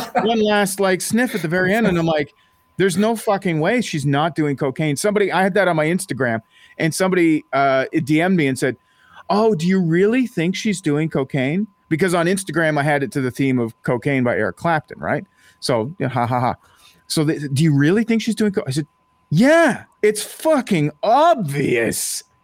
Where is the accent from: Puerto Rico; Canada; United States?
Canada; Ottawa, Ontario; moved away; It is my hometown